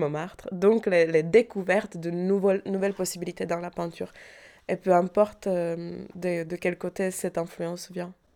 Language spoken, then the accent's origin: French; Prague, Czechia; French is a second language; moved away as an adult; now in Paris, France; j'ai grandi à Prague